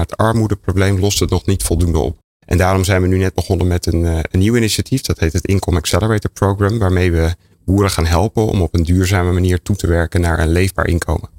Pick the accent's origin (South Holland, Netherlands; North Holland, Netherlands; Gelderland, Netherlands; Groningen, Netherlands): North Holland, Netherlands; ik kom uit Noord-Holland. Sint Maarten, we gingen als klein kind langs de deur